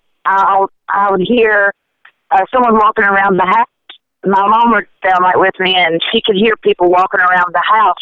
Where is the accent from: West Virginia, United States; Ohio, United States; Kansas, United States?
West Virginia, United States; Charleston; I was born in Charleston, West Virginia, and raised here